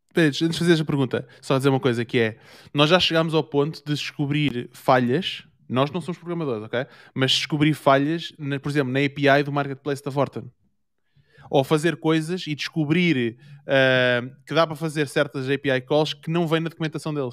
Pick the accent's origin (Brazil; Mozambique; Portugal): Portugal; now in Germany; eu sou de Portugal